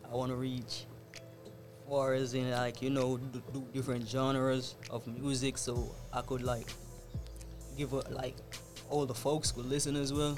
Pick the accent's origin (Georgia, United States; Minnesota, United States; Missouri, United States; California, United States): Georgia, United States; Atlanta; also born or lived in Fort Lauderdale, Florida; I was born in Atlanta